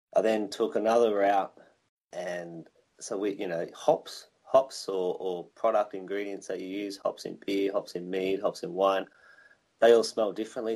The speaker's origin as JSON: {"language": "English", "region": "Victoria", "country": "Australia", "tie": "born or raised there", "moved": "yes", "lives_now": "Wollongong, Australia", "said": "I'm Australian and I grew up in a little place called Victoria"}